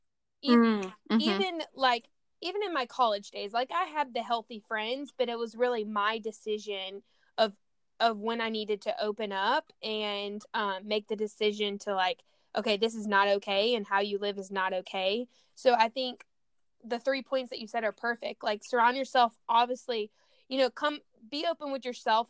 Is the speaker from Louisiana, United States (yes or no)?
yes; Louisiana, United States; moved away as an adult; now in San Diego, United States; I grew up in Louisiana before I moved out to San Diego like 6 years ago